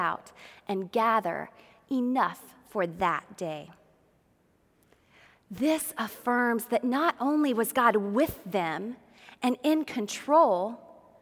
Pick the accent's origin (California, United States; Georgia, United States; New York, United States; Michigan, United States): Georgia, United States; I grew up in Georgia, and my family is from Macon.